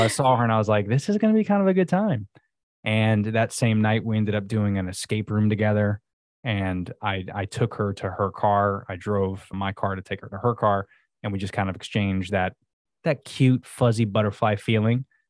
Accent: Florida, United States; I'm pretty much born and raised in Florida

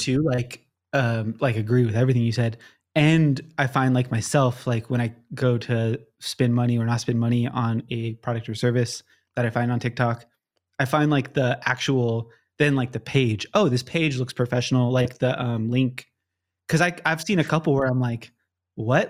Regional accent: Southern California, United States; I, like, born and raised in Southern California

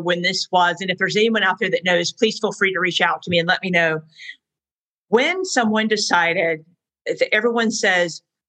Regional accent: the South, United States; I'm a Southerner

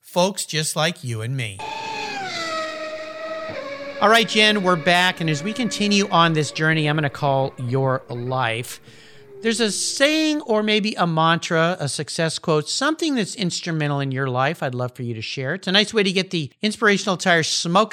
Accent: San Diego, California, United States; moved away as an adult; also born or lived in Los Angeles; now in Pacific Northwest, United States; I'm a SoCal guy, so you know, I grew up down in the San Diego area, Los Angeles.

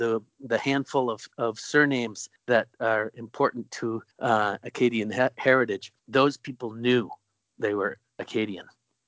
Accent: Boston, Massachusetts, United States; now in Portland, United States; I grew up actually in what we affectionately call the South. what Mainers call it the South. It's Boston. I hope that your listeners won't hold it against me. My parents were both born and raised in Maine, and so now I live in Portland.

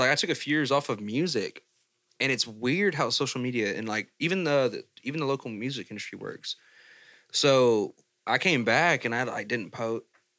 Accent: Baytown, Texas, United States; born or raised there

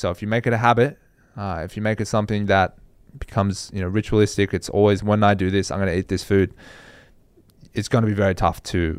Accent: Australia; And I think that's a big thing that you underappreciate as an Australian because you have such good weather year-round.

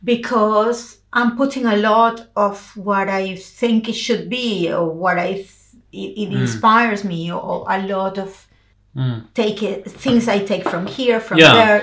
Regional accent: Venezuela; I'm from Venezuela, South America.

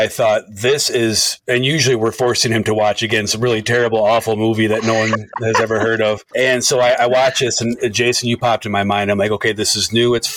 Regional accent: Michigan, United States; I'm from Michigan

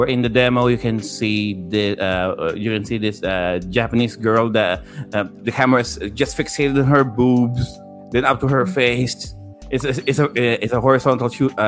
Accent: Philippines; growing up in the Philippines in the 90s

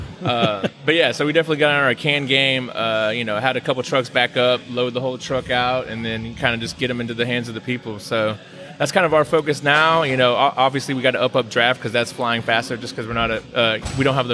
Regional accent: Houston, Texas, United States; I'm from the Houston area

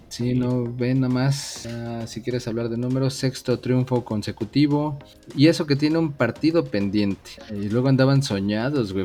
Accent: Mexico; yo soy mexicano

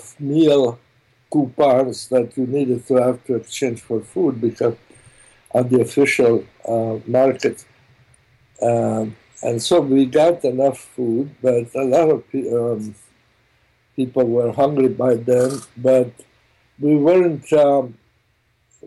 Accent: Rijeka, Primorje-Gorski Kotar County, Croatia; first language German; English is a second language; moved away; I was born in Italy in a little town called Fiume

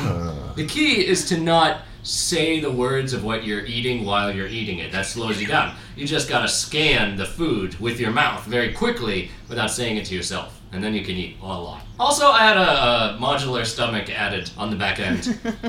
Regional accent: Italy; And I am a passionate man. I'm from Italia.

